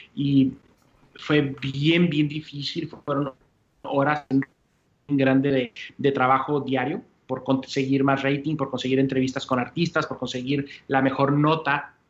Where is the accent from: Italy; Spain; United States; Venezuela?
United States; El Paso, Texas; moved away as an adult; also born or lived in Mexico; now in Puerto Rico; ese es donde crezco, es donde, donde vivo, mi, mi, cultura